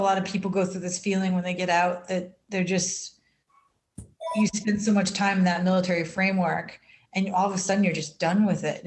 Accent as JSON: {"language": "English", "country": "United States", "said": "being an American and living in this country"}